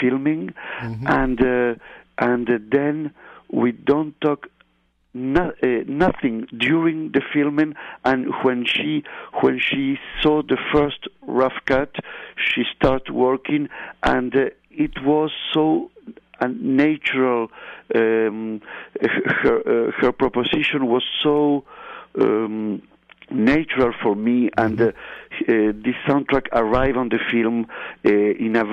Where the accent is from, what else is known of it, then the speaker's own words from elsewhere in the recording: Montevideo, Uruguay; English is a second language; I grew up in Montevideo, like all the guys who was on this plane